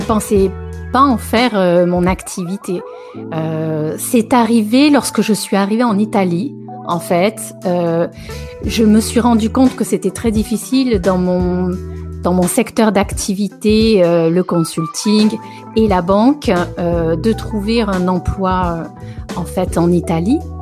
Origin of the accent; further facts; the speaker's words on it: south of France, France; moved away as an adult; also born or lived in Paris; now in Italy; je suis originaire du sud de la France.